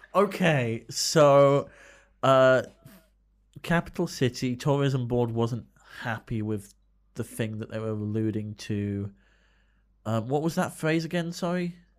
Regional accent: United Kingdom

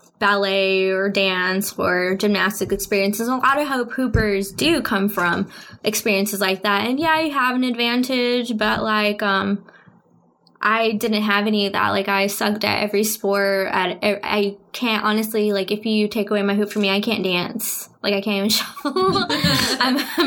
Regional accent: Lorenzo, Texas, United States; I lived in a really small town about 20 minutes away from there called Lorenzo

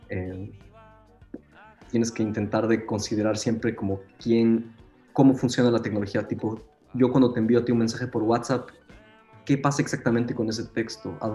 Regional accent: Ecuador; now in Berlin, Germany; Eh, yo soy de Ecuador.

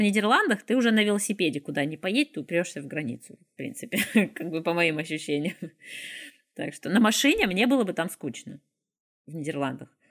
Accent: Izhevsk, Udmurtia, Russia; also born or lived in Moscow, Russia; now in Grodno, Belarus; я из России, там в Ижевске

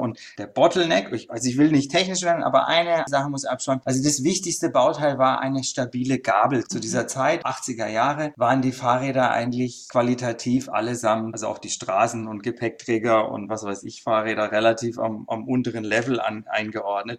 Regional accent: Denzlingen, Baden-Württemberg, Germany; also born or lived in Freiburg; geboren im ersten Lebensjahr in Freiburg und dann bin ich aufs Dorf in Denzlingen gezogen. Das ist so ein paar Kilometer neben Freiburg. Da habe ich ein Kinderdachzimmer gehabt

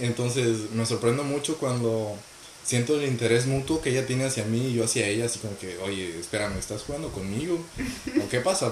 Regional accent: Monterrey, Nuevo León, Mexico; moved away as an adult; now in Toronto, Canada; Vengo de Monterrey, Nuevo León, México

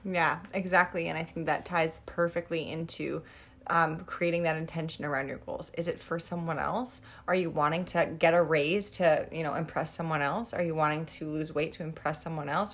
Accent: Niverville, Manitoba, Canada; we're from Niverville

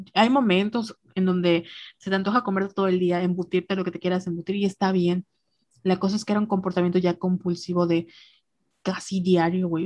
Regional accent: Mexico; somos mexicanas

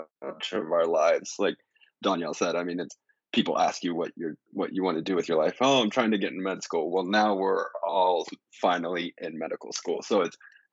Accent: Colorado, United States; I'm from Colorado

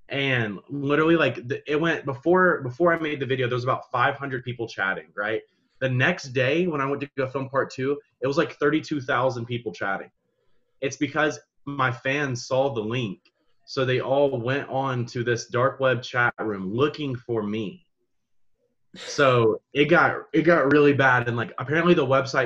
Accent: Georgia, United States; I'm from Georgia

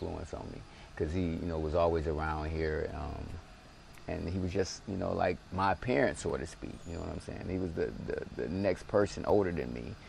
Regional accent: Detroit, Michigan, United States; I was born and raised in this actual apartment right here, man, my whole life, at least till I was like 16, 17.

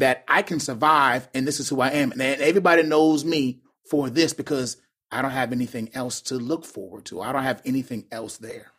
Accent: Charleston, South Carolina, United States; also born or lived in Chattanooga, Tennessee; now in Baltimore, United States; I'm from Charleston, South Carolina

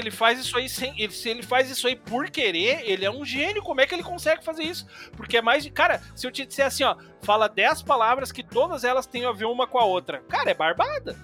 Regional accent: Novo Hamburgo, Rio Grande do Sul, Brazil; moved away as an adult; now in Sapiranga, Brazil; eu sou, eu sou nascido e criado em Canudos, ali em Novo

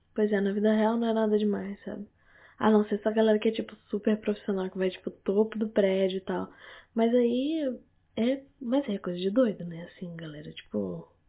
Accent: Manaus, Amazonas, Brazil; now in Rio de Janeiro, Brazil; eu sou de Manaus. E lá em Manaus as pessoas falam assim. Pelo menos a minha família fala toda assim

